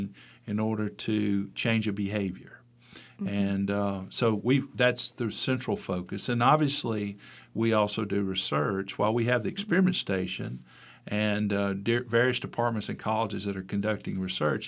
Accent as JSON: {"language": "English", "region": "Mississippi", "country": "United States", "tie": "born or raised there", "also_born_or_lived": "Pennsylvania", "said": "had an opportunity to come back to my home state in 1993"}